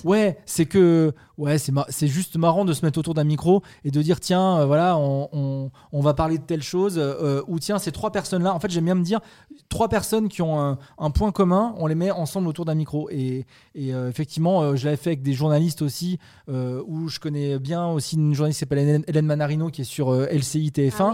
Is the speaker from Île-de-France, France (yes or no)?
no; Saint-Étienne, Auvergne-Rhône-Alpes, France; moved away; also born or lived in Metz / Nantes; je suis de Saint-Étienne